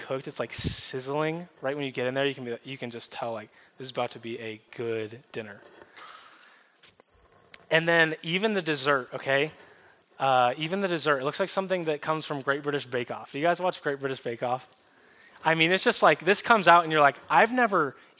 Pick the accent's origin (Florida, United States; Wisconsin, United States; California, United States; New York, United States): New York, United States; upstate; moved away; also born or lived in the South (US); moved to upstate New York when I was 2, so I'm kind of a New York kid. We moved from the South